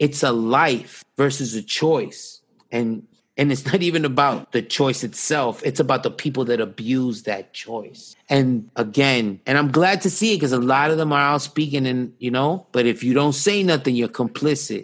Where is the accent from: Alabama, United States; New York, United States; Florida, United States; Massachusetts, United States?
New York, United States; I grew up on the Upper East Side